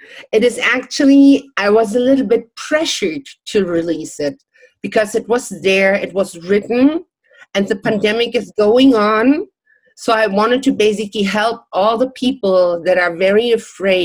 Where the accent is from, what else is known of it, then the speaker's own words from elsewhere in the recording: Germany; English is a second language; moved away; also born or lived in Czech Republic / Miami Beach, United States; I'm born in Czech Republic, but I never went to school in Czech Republic. I grew up in Germany